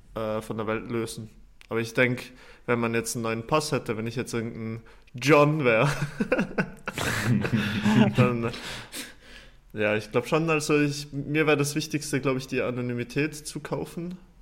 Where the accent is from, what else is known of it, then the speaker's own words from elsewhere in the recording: Fulpmes, Tyrol, Austria; now in Zürich, Switzerland; da, wo ich herkomme, äh, das war im Stubaital, also Fultmes heißt der Ort